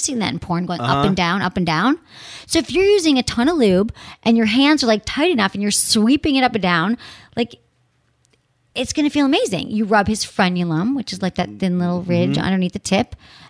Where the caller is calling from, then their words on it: Michigan, United States; I'm from Michigan and I'm 23 years old.